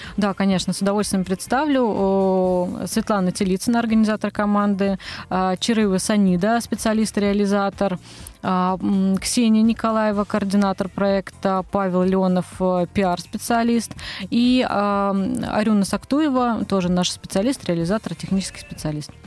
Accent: Moscow, Russia; Я росла в Москве, здесь родилась, здесь выросла

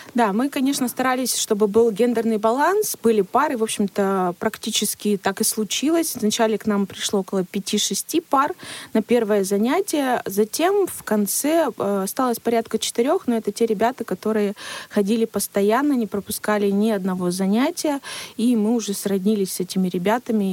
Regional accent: Siberia, Russia; у нас в Сибири. Мы сибиряки, да, наш менталитет, наш климат, он влияет на наше общение

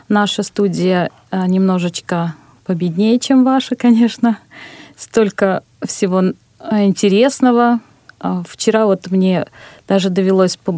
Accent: Ulyanovsk, Ulyanovsk Oblast, Russia; из Ульяновска, да.

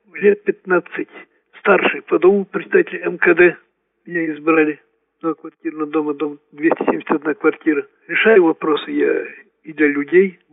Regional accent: Ukraine; moved away as an adult; now in Naberezhnye Chelny, Russia; Я э, родом с Украины.

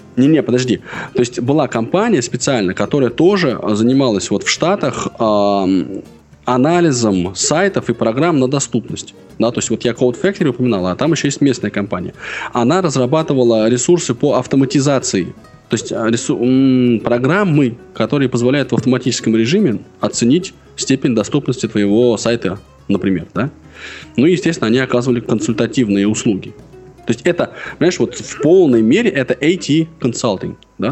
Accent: Russia

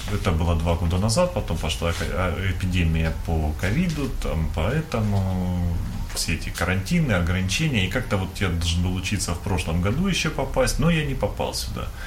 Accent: Donbas, Ukraine; moved away as an adult; also born or lived in Kharkiv, Ukraine; now in Russia; сам я из Донбасса, я учился в Харькове

